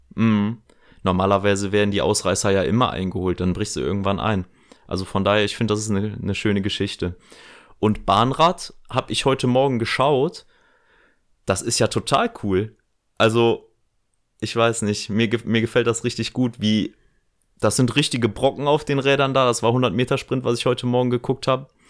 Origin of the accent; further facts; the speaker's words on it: near Bergneustadt, North Rhine-Westphalia, Germany; Da, wo ich groß geworden bin, in der Nachbarschaft, gibt es ein Bundesliga-Team. Schwalbeberg Neustadt